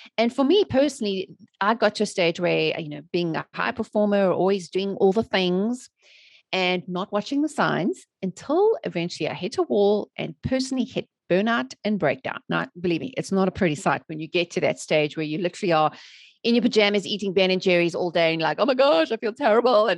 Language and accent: English; South Africa; moved away as an adult; now in United States; I'm originally from South Africa, born and raised. And I've living in the USA for almost 16 years now.